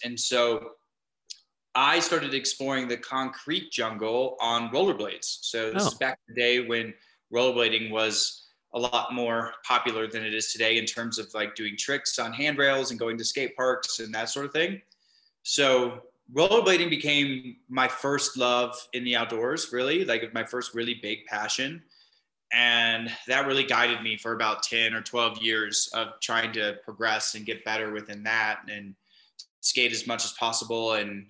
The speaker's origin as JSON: {"language": "English", "town": "Minneapolis", "region": "Minnesota", "country": "United States", "tie": "born or raised there", "said": "my story starts by growing up in Minneapolis. I moved around a lot before then, but I ended up landing in Minneapolis with my family when I was about 10 years old. And from there, that's where I grew up."}